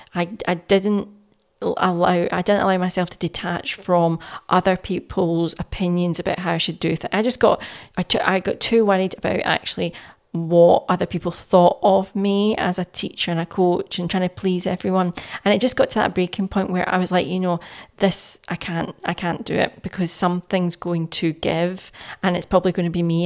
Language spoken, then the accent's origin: English; Glasgow, Scotland, United Kingdom; I was born and raised in Glasgow